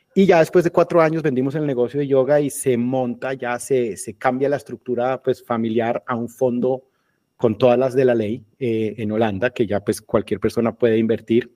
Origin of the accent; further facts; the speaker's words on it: Colombia; moved away as an adult; also born or lived in Germany / England; yo me fui de Colombia hace 20 años, más o menos, un poquito menos